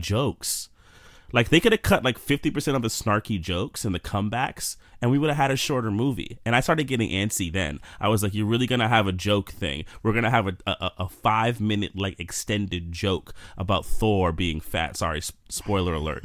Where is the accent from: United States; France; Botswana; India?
United States; New York City, New York; now in Jersey City, United States; I'm born and raised in New York. Still live here.